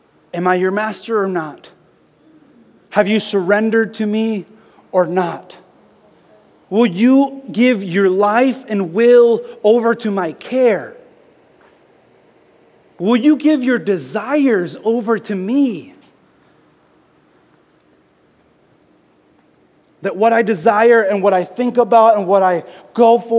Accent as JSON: {"language": "English", "region": "the South", "country": "United States", "tie": "born or raised there", "said": "I grew up in the South"}